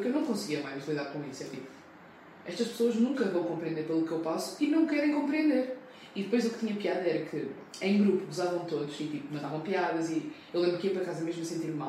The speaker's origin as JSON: {"language": "Portuguese", "country": "Portugal", "tie": "born or raised there", "said": "Eu cresci em Portugal"}